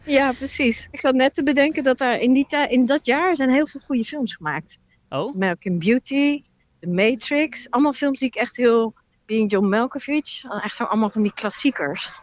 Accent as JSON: {"language": "Dutch", "town": "Rotterdam", "region": "South Holland", "country": "Netherlands", "also_born_or_lived": "Amsterdam", "said": "Ik, ik kom niet uit Amsterdam. Ik loop nu wel door Amsterdam, maar ik kom uit Rotterdam"}